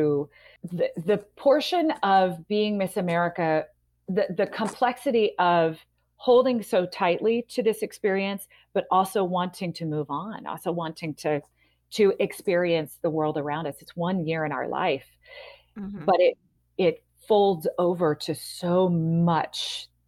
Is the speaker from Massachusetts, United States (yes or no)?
no; Portland, Oregon, United States; in Portland, in my hometown